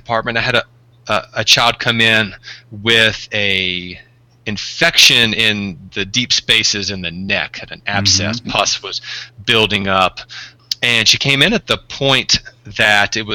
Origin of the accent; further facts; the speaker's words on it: Deep South, United States; I'm actually from the Deep South